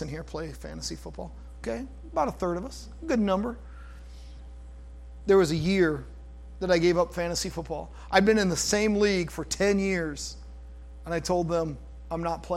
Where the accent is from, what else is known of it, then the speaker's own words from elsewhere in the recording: United States; I'm an American